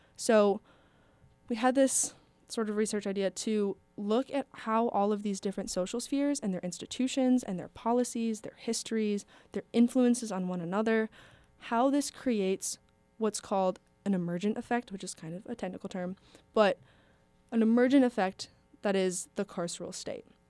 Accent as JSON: {"language": "English", "area": "around Minneapolis", "region": "Minnesota", "country": "United States", "tie": "born or raised there", "said": "I grew up around Minneapolis"}